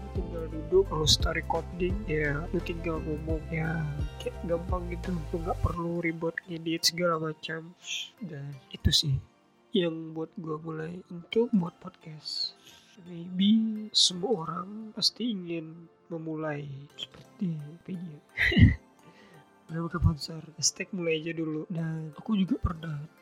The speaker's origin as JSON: {"language": "Indonesian", "region": "Riau", "country": "Indonesia", "tie": "born or raised there", "said": "Aku asli dari Riau"}